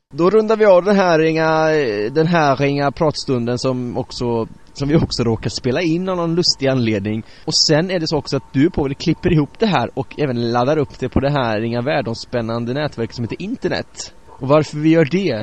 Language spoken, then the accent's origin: Swedish; Bärfendal, Bohuslän, Västra Götaland, Sweden; moved away; I Berfendal, där jag är uppvuxen